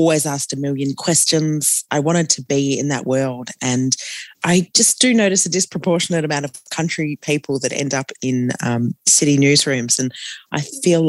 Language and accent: English; Bendigo, Victoria, Australia; also born or lived in Echuca, Victoria; now in Melbourne, Australia; I'm a country kid. I was born in Echuca on the border and went to school in Bendigo.